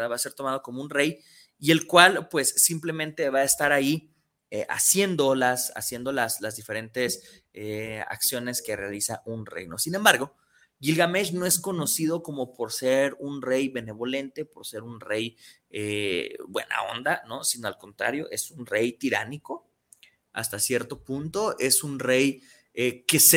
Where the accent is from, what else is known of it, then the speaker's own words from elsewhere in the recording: San Pedro Tlaquepaque, Jalisco, Mexico; Saludos a, a, mi San Pedro Tlaquepaque, saludos a, a mi pueblito querido, ¿verdad?